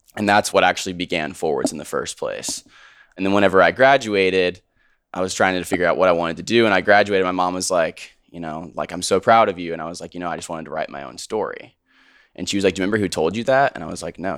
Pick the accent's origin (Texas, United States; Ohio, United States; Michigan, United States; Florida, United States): Texas, United States; Houston; also born or lived in Richmond, Virginia; now in Austin, United States; I grew up in Richmond, Virginia. Grew up there till I was eight. My dad got a job in oil in Houston, so we moved to Houston. And then I lived there until I went to college.